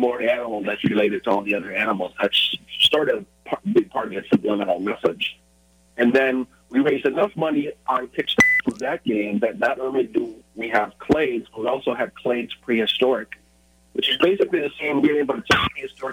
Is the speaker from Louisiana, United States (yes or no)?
no; Illinois, United States; also born or lived in Minneapolis, Minnesota; now in Seattle area, United States; I grew up in Illinois, but I went to school in Minnesota and lived in Minneapolis for a while.